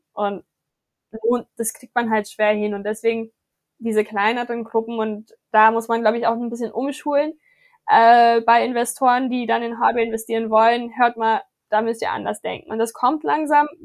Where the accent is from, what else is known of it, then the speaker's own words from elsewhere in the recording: Johannesburg, Gauteng, South Africa; now in Berlin, Germany; meine Heimat, wir machen mal ein Satellitprogramm in Johannesburg